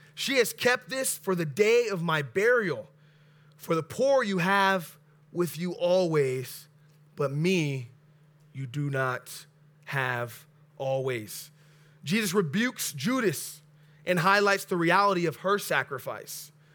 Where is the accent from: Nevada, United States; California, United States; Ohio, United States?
California, United States; Oxnard; I live in the west north side of Oxnard, but I was born and raised in Oxnard